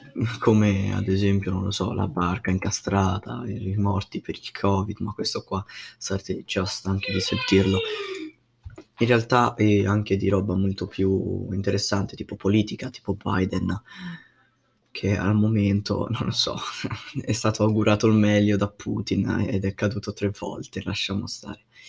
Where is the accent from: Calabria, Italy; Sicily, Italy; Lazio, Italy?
Lazio, Italy; Rome; vengo da Roma, ho 15 anni